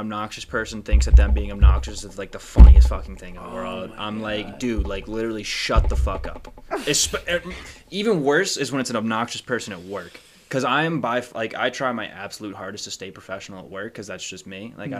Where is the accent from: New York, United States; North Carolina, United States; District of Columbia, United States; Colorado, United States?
North Carolina, United States; Fayetteville; also born or lived in Georgia; I was born in Georgia and I was there for a year, and then I moved to North Carolina. We were in Fayetteville, and I know I said I was from Fort Bragg, but I mean Fayetteville is the town right outside of Fort